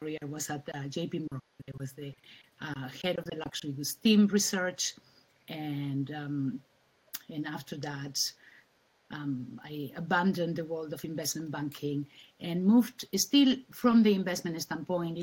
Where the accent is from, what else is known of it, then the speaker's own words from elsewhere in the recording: Spain; moved away as an adult; also born or lived in New York, United States; I am originally from Spain, and I studied in the US and lived in New York for a few years